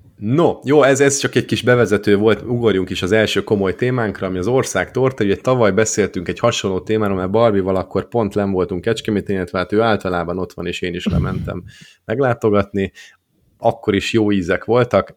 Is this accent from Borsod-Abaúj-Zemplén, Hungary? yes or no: yes; Borsod-Abaúj-Zemplén, Hungary; a borsodból származom